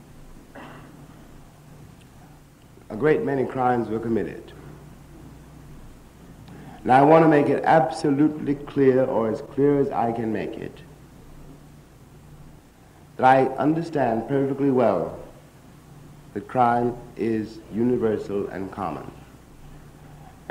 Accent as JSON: {"language": "English", "town": "New York City", "region": "New York", "country": "United States", "said": "as we say in Harlem"}